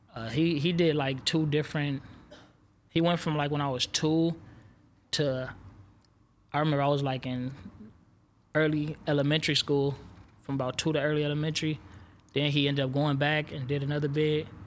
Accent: Los Angeles, California, United States; I'm from South Central L A.

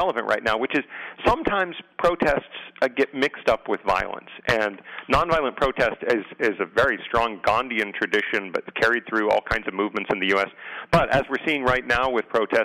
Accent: San Diego, California, United States; I grew up in San Diego

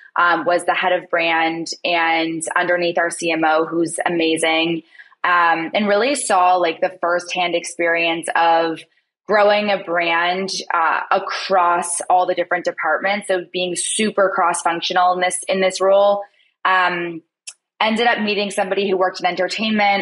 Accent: Toronto, Ontario, Canada; moved away; I'm actually from Toronto, Canada

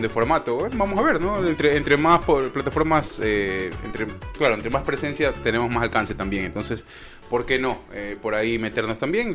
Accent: Ecuador; now in United States; somos ecuatorianos, estamos por acá, por los Estados Unidos

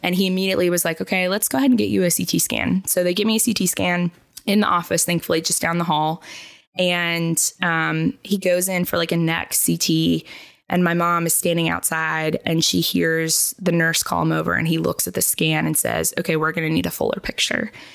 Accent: Charlotte, North Carolina, United States; also born or lived in Tennessee; I grew up here in Charlotte

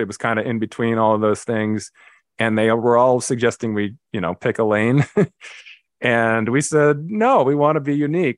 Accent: Los Angeles, California, United States; I grew up in L A, Los Angeles, California, uh, pretty much right in the middle of the city in a little neighborhood called Carthay Circle

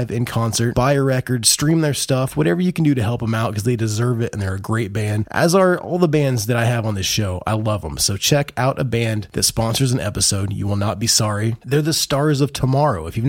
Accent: Midwest, United States; I'm from the Midwest

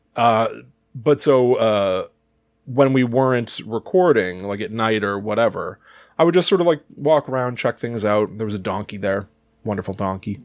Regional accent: Connecticut, United States; We grew up, obviously, in the Northeast U S. I, I've always felt like, you know, we came from Connecticut

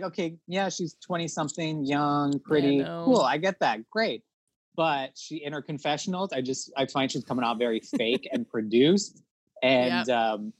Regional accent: Toronto, Ontario, Canada; we're from Toronto

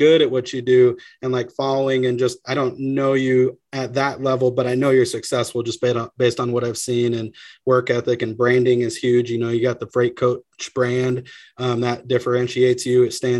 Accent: Pacific Northwest, United States; I'm from Northwest, man.

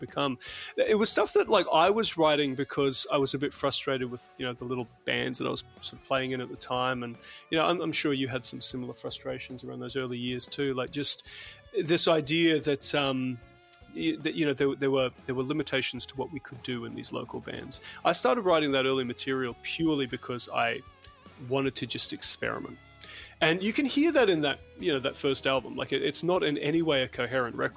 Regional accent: New Zealand; I grew up in New Zealand. I'm a dual citizen.

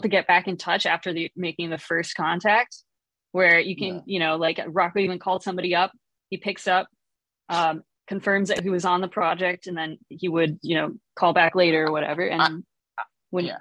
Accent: Chicago, Illinois, United States; I'm from Chicago area originally

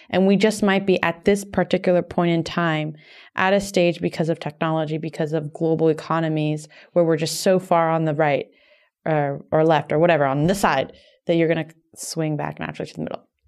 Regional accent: Miami, Florida, United States; moved away as an adult; also born or lived in New York; I moved from Miami to New York when I was eighteen for college

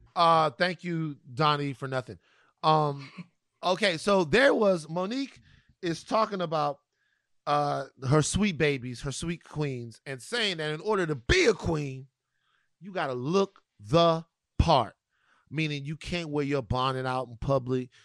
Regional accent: Louisiana, United States; the Mardi Gras situation, um, that goes on, go, goes on in my home state

